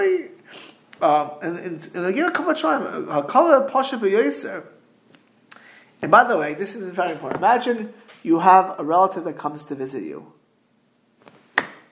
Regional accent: South Florida, United States; moved away; I grew up in South Florida

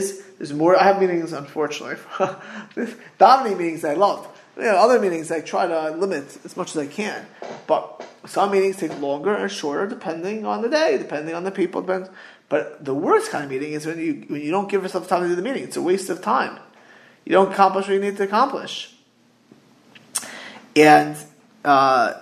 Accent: South Florida, United States; moved away; I grew up in South Florida

